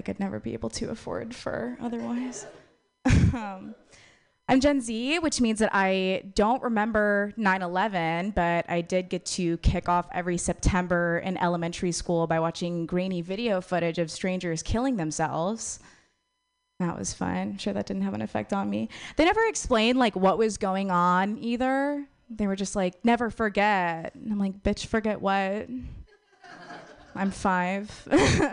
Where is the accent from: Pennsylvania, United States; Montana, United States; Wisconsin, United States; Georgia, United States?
Wisconsin, United States; moved away; I'm from Wisconsin originally